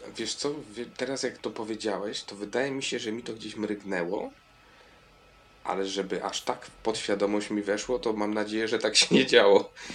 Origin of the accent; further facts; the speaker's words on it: Piotrków Trybunalski, Łódź Voivodeship, Poland; now in Kraków, Poland; Z Piotrkowa Trybunalskiego